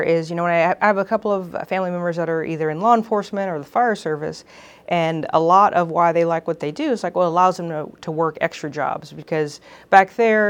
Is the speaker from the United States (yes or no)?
yes; Houston, Texas, United States; now in California, United States; I am from Houston, Texas. I grew up there. My whole family's there. And it's a wonderful place to be from.